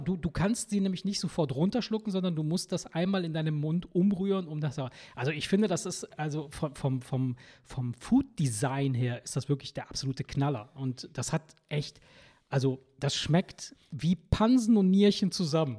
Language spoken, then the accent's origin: German; Campania, Italy; now in Germany; da, wo ich herkomme, wirklich aus Kampanien